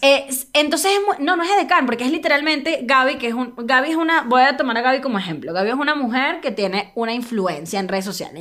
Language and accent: Spanish; Caracas, Capital District, Venezuela; also born or lived in El Tigre, Venezuela; now in Mexico City, Mexico; soy caraqueña, yo soy capital, capitalina